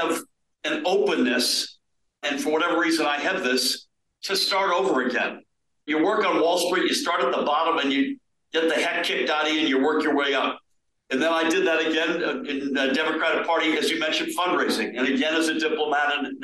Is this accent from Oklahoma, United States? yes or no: no; Boston, Massachusetts, United States; moved away as an adult; also born or lived in Germany; now in New Jersey, United States; I was born in Boston, grew up outside of Boston